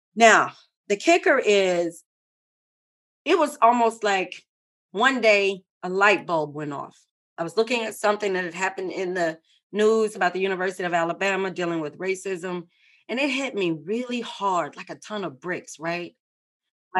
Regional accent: Baton Rouge, Louisiana, United States; I am born and raised in Baton Rouge, Louisiana. I am truly a Louisiana girl.

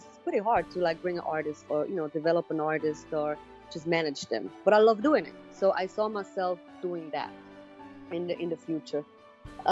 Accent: Switzerland; English is a second language; moved away as an adult; also born or lived in New York; I grew up in Switzerland

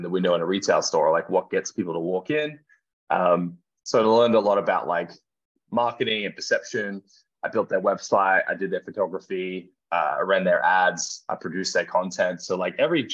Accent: Gold Coast, Queensland, Australia; my hometown on the Gold Coast

